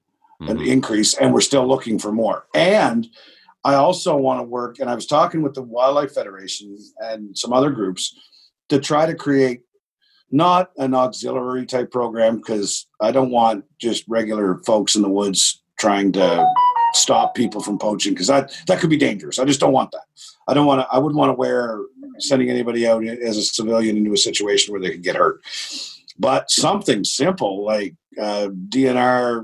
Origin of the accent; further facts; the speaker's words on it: Miramichi, New Brunswick, Canada; I'm a hillbilly from Miramichi